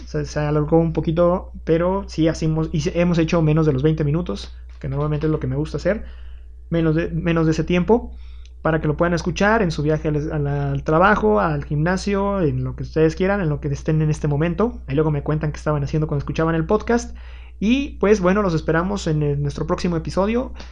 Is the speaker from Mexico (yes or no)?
yes; Mexico